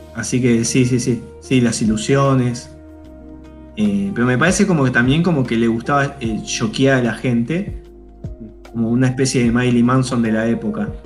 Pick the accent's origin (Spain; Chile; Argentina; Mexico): Argentina; nosotros venimos de ahí, como argentinos venimos de ahí